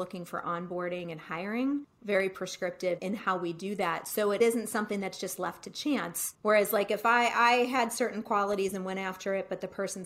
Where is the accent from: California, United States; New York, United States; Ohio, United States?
Ohio, United States; Cleveland; I grew up in Cleveland and I would live at home during the summers